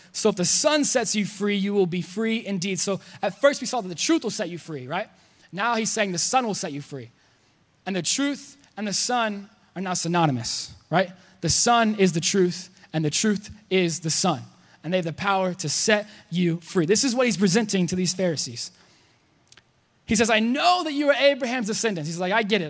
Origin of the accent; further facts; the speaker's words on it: Texas, United States; I'm Texan